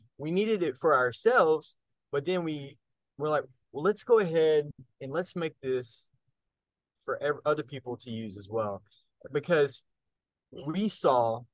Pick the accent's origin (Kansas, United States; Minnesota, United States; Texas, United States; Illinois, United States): Texas, United States; North; I grew up in North Texas and grew up on a farm